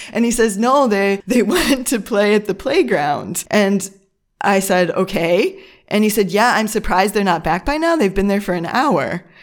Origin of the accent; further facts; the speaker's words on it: Midwest, United States; moved away as an adult; now in Germany; I'm from the United States, from a Midwest, uh, from a Midwest, Midwest suburb